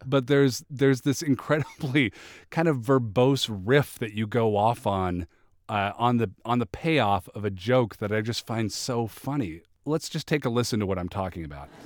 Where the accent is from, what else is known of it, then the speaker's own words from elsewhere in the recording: Seattle, Washington, United States; moved away; I'm originally from Seattle